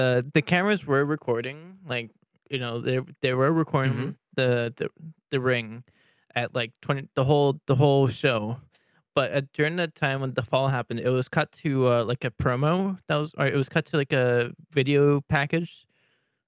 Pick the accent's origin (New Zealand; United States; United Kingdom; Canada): Canada; near Willow Bunch, Saskatchewan; born or raised there